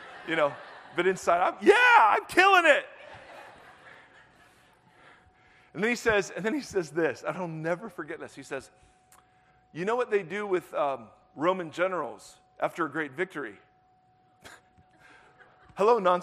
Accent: Ohio, United States; moved away as an adult; also born or lived in Southern California; I grew up in Ohio, moved out

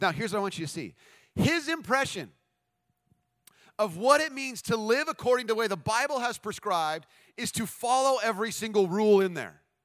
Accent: United States; We're American

